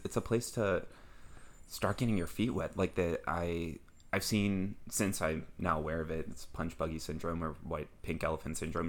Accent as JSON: {"language": "English", "region": "Midwest", "country": "United States", "said": "I'm from the Midwest"}